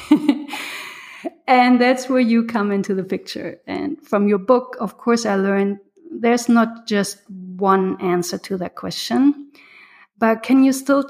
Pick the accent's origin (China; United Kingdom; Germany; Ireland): Germany; moved away as an adult; now in United States; I'm from Germany, and I came to the U.S. 10 years ago